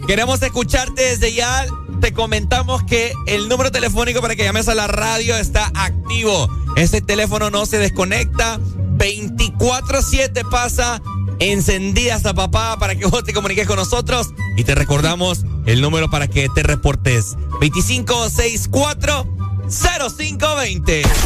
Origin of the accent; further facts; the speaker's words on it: Honduras; Como hondureños